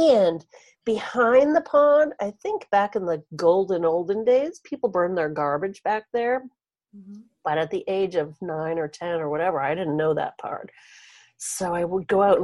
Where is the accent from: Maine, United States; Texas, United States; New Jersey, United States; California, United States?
Maine, United States; I'm from Maine.